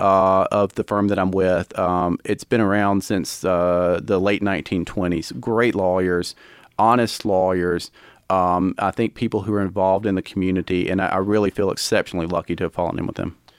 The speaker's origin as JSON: {"language": "English", "town": "Commerce", "region": "Georgia", "country": "United States", "tie": "born or raised there", "lives_now": "Gainesville, United States", "said": "I grew up in Commerce, which is not terribly far away"}